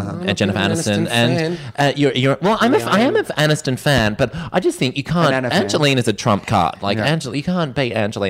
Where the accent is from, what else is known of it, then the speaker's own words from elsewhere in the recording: Australia; I'm Australian.